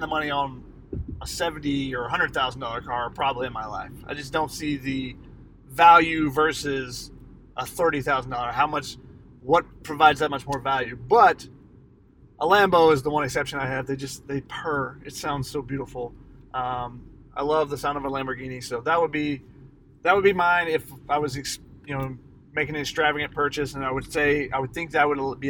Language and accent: English; Atlanta, Georgia, United States; moved away; I'm from Atlanta